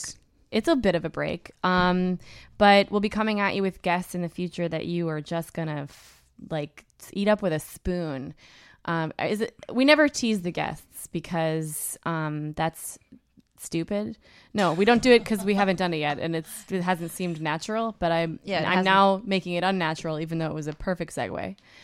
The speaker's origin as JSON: {"language": "English", "country": "Canada", "said": "I'm Canadian"}